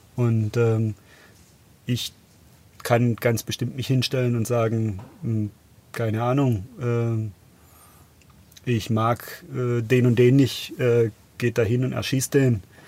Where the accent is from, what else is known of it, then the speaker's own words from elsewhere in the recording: Biberach, Baden-Württemberg, Germany; ich bin ja in Biberach aufgewachsen